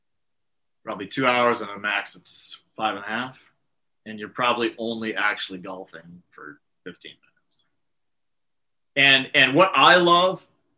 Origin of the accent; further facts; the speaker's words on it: San Diego, California, United States; San Diego is my hometown